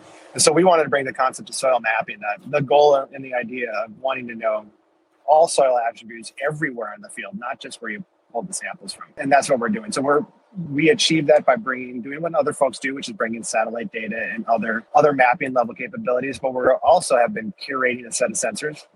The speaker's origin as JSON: {"language": "English", "region": "Minnesota", "country": "United States", "said": "I'm originally from Minnesota"}